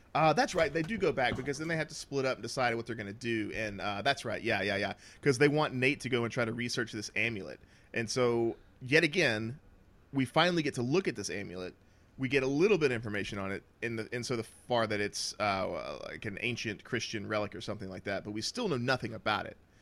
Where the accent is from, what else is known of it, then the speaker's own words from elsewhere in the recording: the South, United States; I can't even hold on to that accent, and I'm from the South